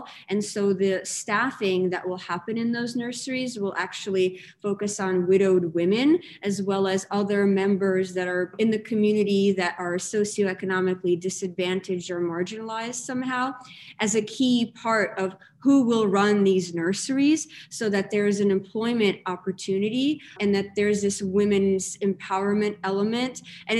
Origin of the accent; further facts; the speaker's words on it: Russia; now in United States; I grew up in Russia, moved to America. I'm this person that is comfortable in these in-betweens and in these things where two different things join.